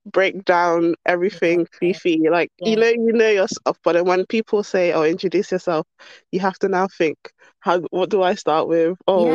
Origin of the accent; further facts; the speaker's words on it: London, United Kingdom; Born and raised in London, basically my whole life. Always been here. South London girl